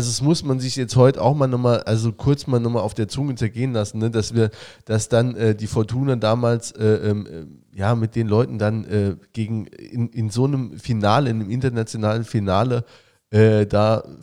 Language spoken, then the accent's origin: German; Saarland, Germany; sage, ich bin aus Saarland, Saarland geil